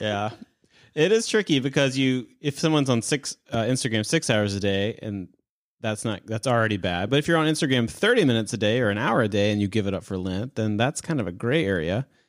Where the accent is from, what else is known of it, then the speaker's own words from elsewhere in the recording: United States; I'm an American